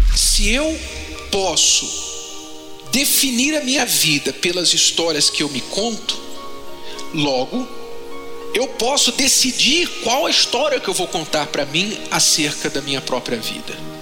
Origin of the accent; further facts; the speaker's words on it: Poços de Caldas, Minas Gerais, Brazil; a gente é de Minas, de Poços de Caldas